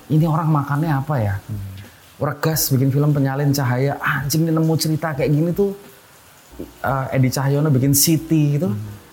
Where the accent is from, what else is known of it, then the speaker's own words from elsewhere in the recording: Yogyakarta, Special Region of Yogyakarta, Indonesia; Nah, tiap tahun di kampungku kereta api di Pengok itu, Blok F, Jogja